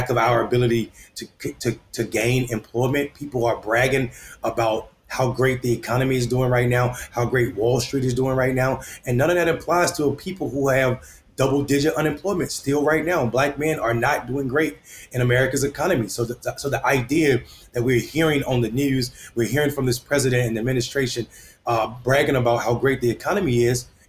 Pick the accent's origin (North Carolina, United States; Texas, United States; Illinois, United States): North Carolina, United States; Enfield; I'm running for mayor of my hometown, Enfield, North Carolina